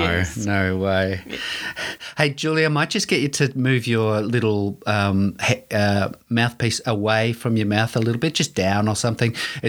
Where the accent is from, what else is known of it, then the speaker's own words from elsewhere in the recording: Melbourne, Victoria, Australia; I'm an Epping boy, pinger.